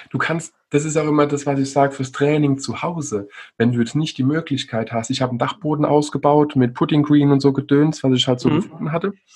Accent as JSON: {"language": "German", "area": "Rhine Plain and the Palatinate", "region": "Rhineland-Palatinate", "country": "Germany", "said": "in der Rheinebene und der Pfalz, wo ich ja herkomme"}